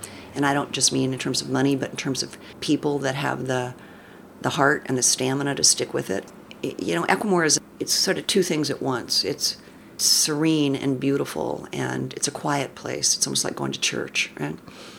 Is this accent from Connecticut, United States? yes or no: yes; Middletown, Connecticut, United States; born there; also born or lived in upstate New York / D.C. area / Illinois / Bay Area; now in Ashland, United States; Well, I was born on the East Coast.